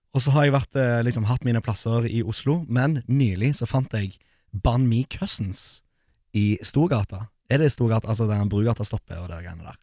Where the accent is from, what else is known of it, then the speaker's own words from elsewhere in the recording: Poland; now in Norway; jeg er fra Polen